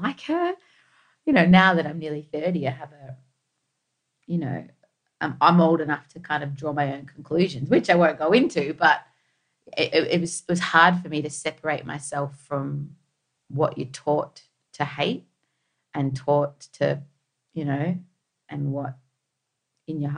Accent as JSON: {"language": "English", "country": "Australia", "tie": "born or raised there", "said": "When you're second generation, and we grew up in Australia"}